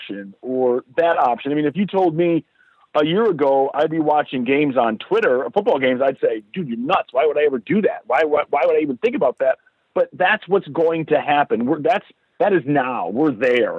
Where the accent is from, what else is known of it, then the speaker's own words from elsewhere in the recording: Detroit, Michigan, United States; moved away as an adult; now in Tucson, United States; I'm from Detroit, and we went through a horrendous, horrendous economic downfall